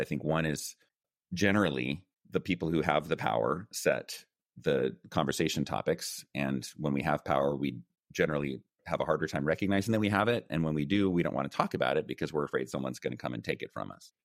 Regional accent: United States; first language English; moved away as an adult; also born or lived in China; I was born and raised in the United States

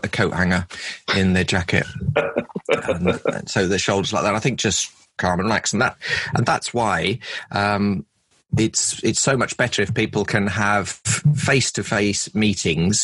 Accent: London, United Kingdom; I live in London and I grew up in London

